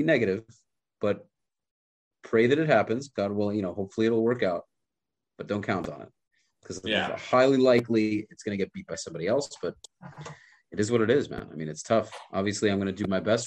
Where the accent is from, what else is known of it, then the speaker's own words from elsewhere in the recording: New York, United States; moved away as an adult; I grew up in New York